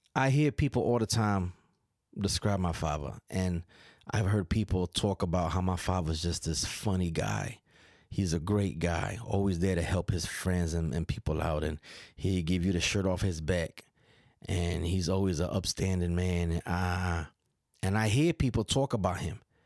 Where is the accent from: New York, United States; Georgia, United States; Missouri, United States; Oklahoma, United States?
New York, United States; accent: New York; moved away; my, my daughter and my son both emulate my accent a little bit